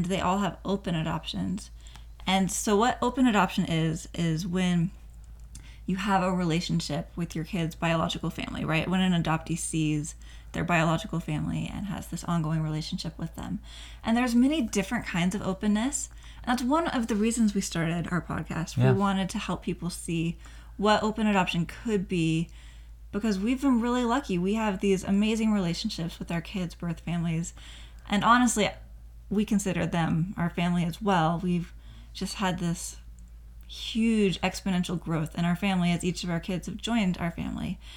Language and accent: English; Oregon, United States; moved away as an adult; now in Utah, United States; I'm originally from Oregon